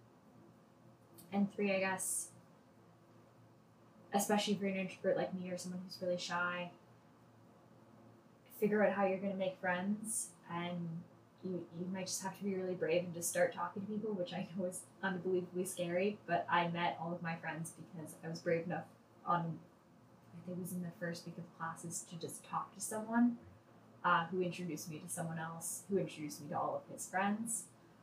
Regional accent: Toronto, Ontario, Canada; I grew up in Toronto, lived in Toronto my whole life.

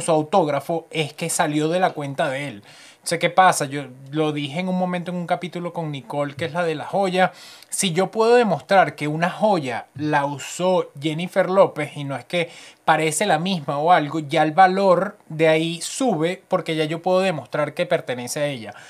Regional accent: Venezuela; now in Canada; yo soy venezolano

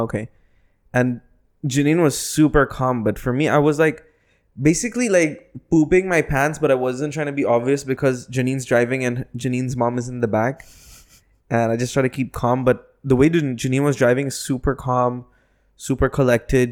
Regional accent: Philippines; now in United Arab Emirates; I'm a Filipino

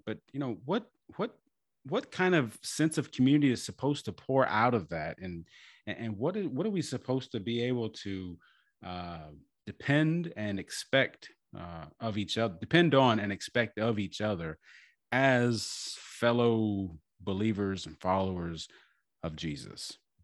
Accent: Galveston, Texas, United States; moved away as an adult; also born or lived in Rio Grande Valley, Texas; I grew up in Galveston, and you know, I'm I'm half and half

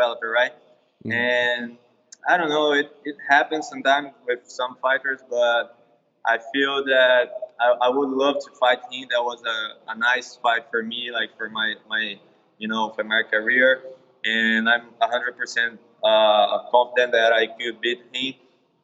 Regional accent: Brazil; moved away as an adult; also born or lived in California / Florida; now in United States; I started in Brazil, and yeah, I was training in my hometown

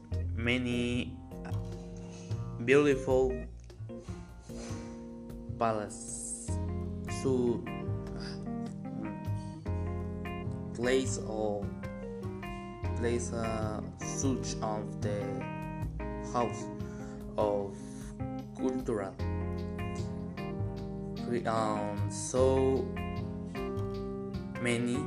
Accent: Mexico; English is a second language; I am Mexican. I'm from Mexico.

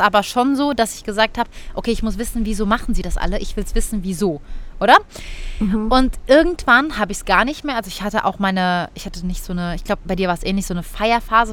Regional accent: Cologne, North Rhine-Westphalia, Germany; bei uns in Köln

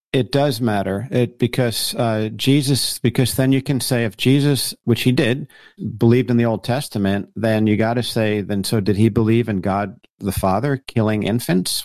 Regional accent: Paramus, New Jersey, United States; moved away as an adult; also born or lived in Colorado; born and raised in New Jersey, uh, person up in Paramus, New Jersey

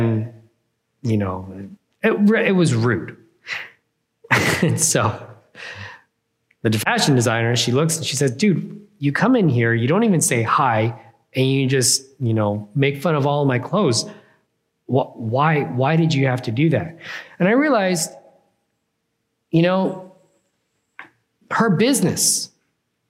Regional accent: California, United States

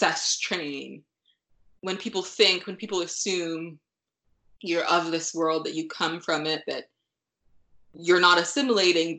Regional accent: United States; we moved here when I was, a very young child.

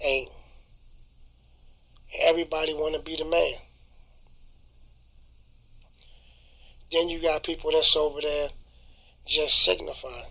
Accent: Baltimore, Maryland, United States; Growing up on Belvedere Avenue

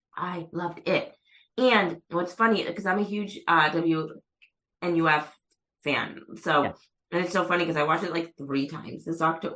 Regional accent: Methuen, Massachusetts, United States; I'm from Methuen

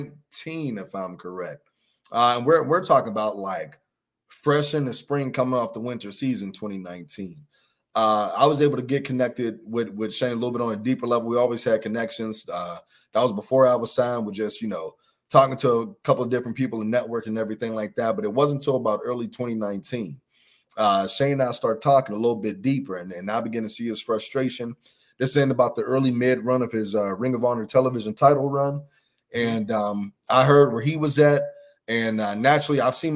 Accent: Pittsburgh, Pennsylvania, United States; my hometown of Pittsburgh

